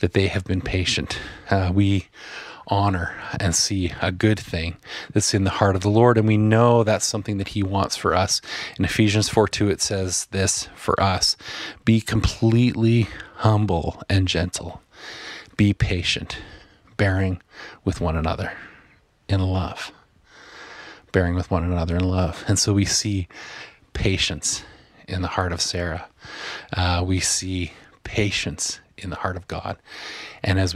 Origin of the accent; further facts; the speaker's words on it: Asquith, Saskatchewan, Canada; the little house that I grew up in Asquith, Saskatchewan